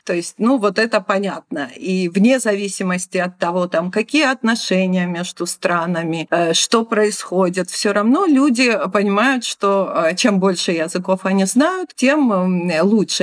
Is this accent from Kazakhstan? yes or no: no; Georgia; accent: Georgian; если я с россиянами говорю, они сразу догадываются, что я из Грузии